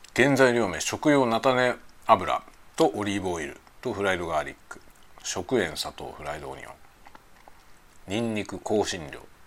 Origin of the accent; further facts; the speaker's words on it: Kanagawa, Japan; moved away as an adult; now in Hokkaido, Japan; 幼い時はずっと首都圏でね育った